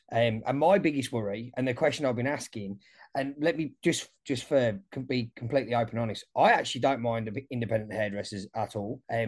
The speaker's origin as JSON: {"language": "English", "region": "England", "country": "United Kingdom", "moved": "yes", "said": "I'm English, so I keep up to date with what's happening back over in the UK."}